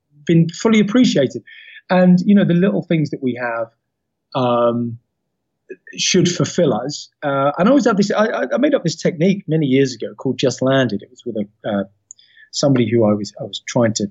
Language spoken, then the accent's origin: English; London, United Kingdom; I was from Peckham, Southeast London